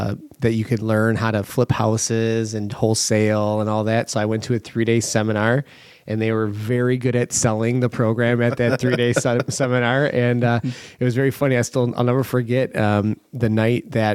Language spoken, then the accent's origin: English; Kenosha, Wisconsin, United States; also born or lived in Milwaukee; Born and raised in Kenosha. Still live here now.